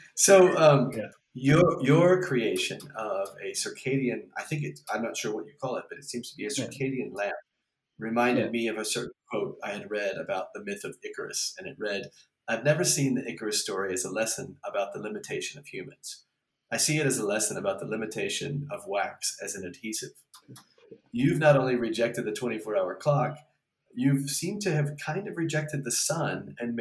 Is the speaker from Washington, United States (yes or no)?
no; Galveston, Texas, United States; I'm from Galveston